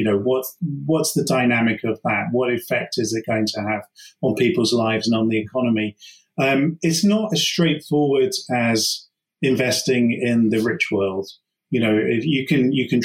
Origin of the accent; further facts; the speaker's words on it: United Kingdom; we're as British, you know, having grown up, let's say, with the IRA